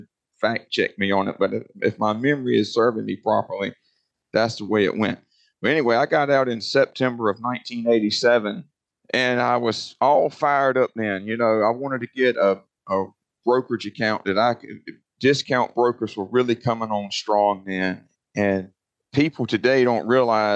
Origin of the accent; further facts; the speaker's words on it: Roanoke Rapids, North Carolina, United States; I'm in Roanoke Rapids, North Carolina, born and raised here